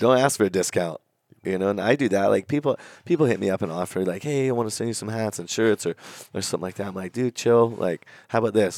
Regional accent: Napa Valley, California, United States; I grew up up in Napa Valley

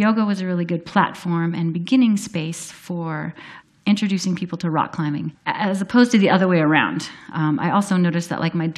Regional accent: Minnesota, United States; I grew up in Minnesota

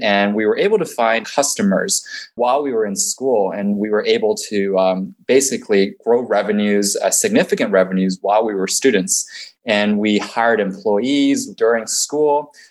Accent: San Francisco Bay Area, California, United States; also born or lived in China / Boston; So I was born in China, moved to the U.S. when I was six years old, and I grew up in the uh, San Francisco Bay Area

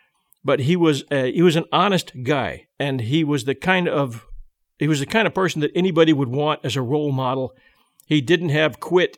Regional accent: Pasadena, California, United States; I grew up in Pasadena, and my father was with General Electric

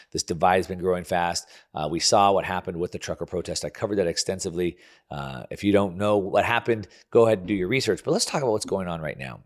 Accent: United States; me growing up in the land of the free, I have the Statue of Liberty and American flag tattooed on my body

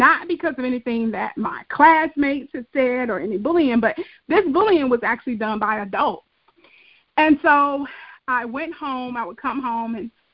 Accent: Atlanta, Georgia, United States; I'm born and raised in Atlanta, Georgia. I am a Grady baby

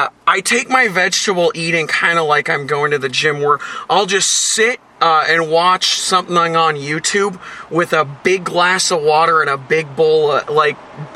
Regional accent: Puyallup, Washington, United States; Yeah, I'm from Puyallup.

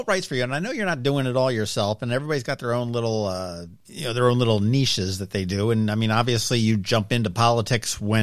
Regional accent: Pennsylvania, United States; moved away; I'm from Pennsylvania

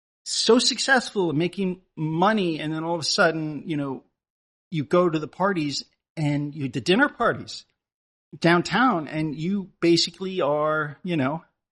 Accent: Connecticut, United States; where I grew up in Connecticut

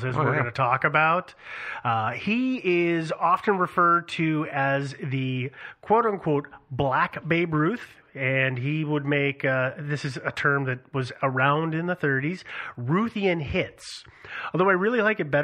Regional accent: United States; as an American male

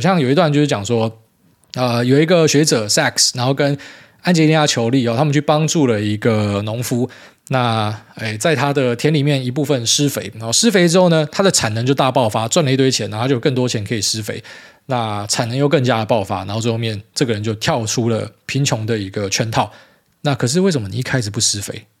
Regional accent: Miaoli County, Taiwan; moved away; 回来苗栗，真的觉得 不知道为什么，以前这个是我长大的地方，我很习惯

